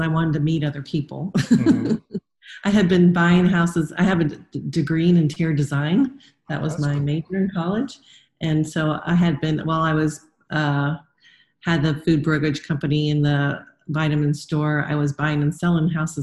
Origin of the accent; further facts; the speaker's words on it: South Florida, United States; moved away; also born or lived in North Carolina; I grew up in South Florida, where other than the beach, everything's pretty plasticky and not real